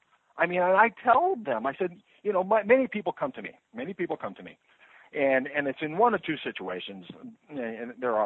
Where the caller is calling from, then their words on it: Overland Park, Kansas, United States; Oh, I'm in the Kansas City, Missouri area. There's a suburb of Overland Park, which is in the southwest quadrant of the metro area.